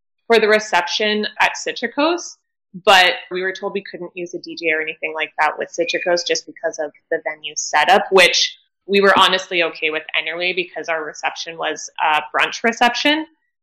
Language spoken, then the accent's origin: English; Canada; we're all from Canada